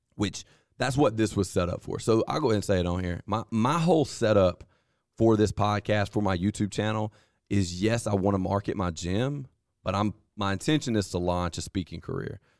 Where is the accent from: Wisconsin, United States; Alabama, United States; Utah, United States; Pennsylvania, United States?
Alabama, United States; Vernon; now in Lowndes County, United States; I grew up playing football in Lamar County at Vernon